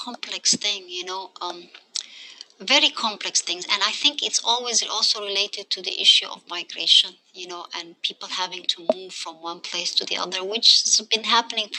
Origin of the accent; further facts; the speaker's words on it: Egypt; also born or lived in United States; now in Finland; So I was born to a Yemeni Somali father and a Somali mother. I grew up in Egypt, and then I moved after